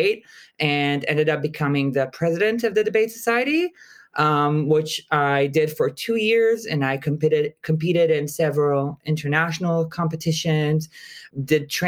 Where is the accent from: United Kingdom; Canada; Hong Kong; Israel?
Israel; I'm originally from Israel